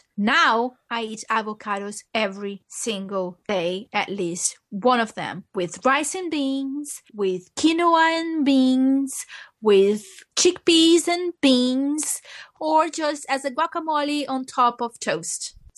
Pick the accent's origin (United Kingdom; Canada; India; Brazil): Brazil; moved away; growing up in Brazil, we don't eat avocados as a savory dish.